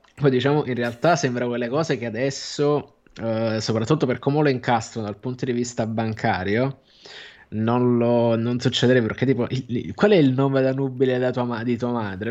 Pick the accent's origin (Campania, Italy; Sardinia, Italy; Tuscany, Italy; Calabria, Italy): Campania, Italy; Naples; sono io che sono napoletano